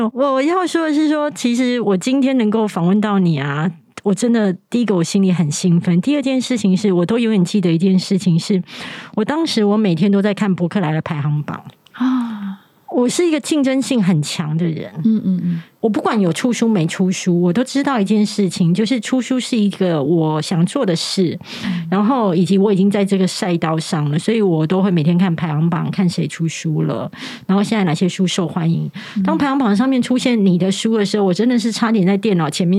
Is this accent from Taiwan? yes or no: yes; Taiwan; accent: Taiwanese Mandarin; 他们也会觉得我的声音太台湾国语，甚至有很多的那个卷舌音都发不出来。